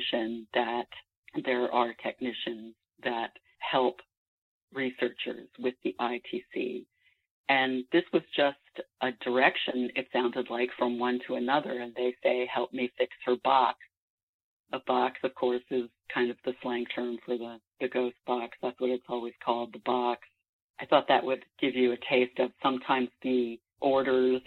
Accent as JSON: {"language": "English", "town": "Washington", "region": "District of Columbia", "country": "United States", "tie": "born or raised there", "said": "I grew up actually in the Washington, D.C. area, suburban Washington, D.C."}